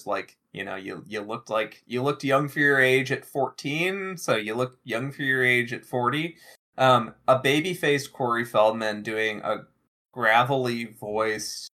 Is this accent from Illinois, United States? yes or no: yes; near Fermilab, Illinois, United States; I grew up near Fermi Lab